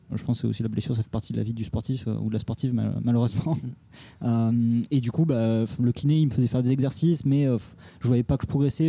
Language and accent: French; Toulouse, Occitania, France; moved away as an adult; now in Paris, France; Je viens de Toulouse, sud de la France. je suis arrivé à Paris il y a 6 ans, 7 ans maintenant